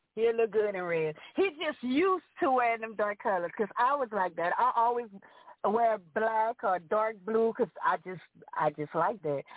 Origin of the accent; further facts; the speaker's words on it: Greco, Louisiana, United States; now in Lafayette, United States; I'm originally from Greco, Louisiana, exit 11, and I reside in Lafayette, Louisiana